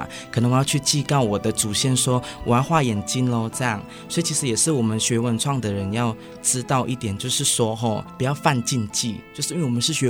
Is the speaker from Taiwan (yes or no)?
yes; Taiwan; 我其实从小是从部落长大的孩子，其实到大学文化对我来说是什么？从小在部落长大，我是一个比较属于传统的孩子，我是泰雅族